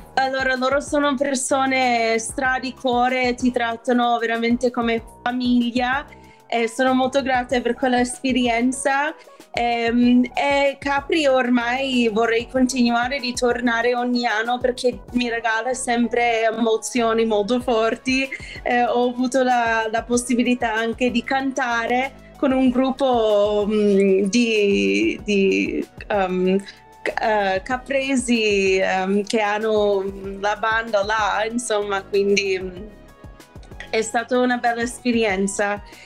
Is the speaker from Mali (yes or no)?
no; New York, United States; Italian is a second language; moved away as an adult; now in Italy; io sono cresciuta a New York